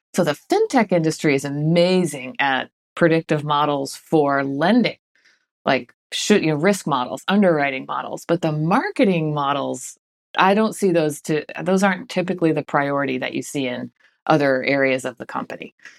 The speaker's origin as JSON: {"language": "English", "town": "Boston", "region": "Massachusetts", "country": "United States", "moved": "yes", "said": "I'm from Boston originally, so we say wicked fast where I'm from"}